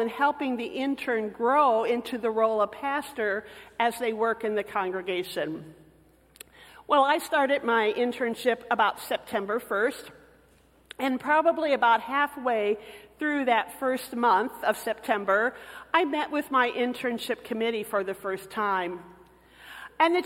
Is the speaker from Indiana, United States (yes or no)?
yes; Michigan City, Indiana, United States; moved away as an adult; also born or lived in Texas; I came from the Hoosier State, where basketball was king.